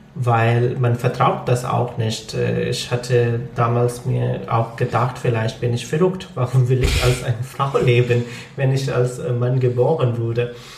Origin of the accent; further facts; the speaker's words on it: Lahore, Punjab, Pakistan; first language Punjabi; German is a second language; moved away as an adult; now in Germany; ich bin aus Lahore.